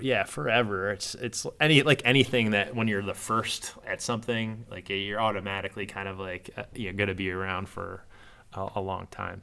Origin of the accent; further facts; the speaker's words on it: Downers Grove, Illinois, United States; moved away as an adult; also born or lived in Chicago, United States; now in Indianapolis, United States; I grew up in Down-, Downers Grove area